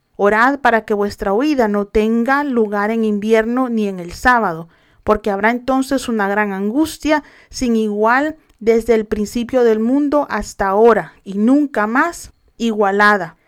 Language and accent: Spanish; El Salvador; mi país El Salvador